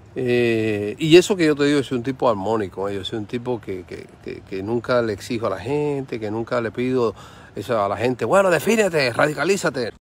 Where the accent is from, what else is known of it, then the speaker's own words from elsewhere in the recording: Cuba; soy un ciudadano, soy cubano